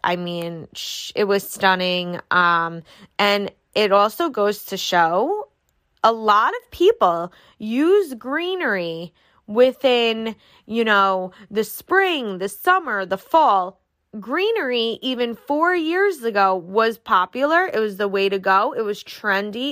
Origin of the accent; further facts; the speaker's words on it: New York, United States; I'm from New York